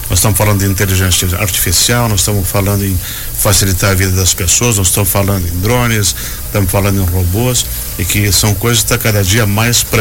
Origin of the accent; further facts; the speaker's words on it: Cuba; now in Joinville, Brazil; Sou cubano.